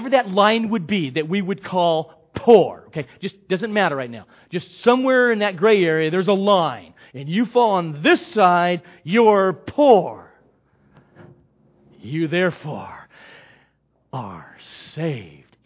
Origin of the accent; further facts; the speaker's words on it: Los Angeles, California, United States; I was born here in the Los Angeles area.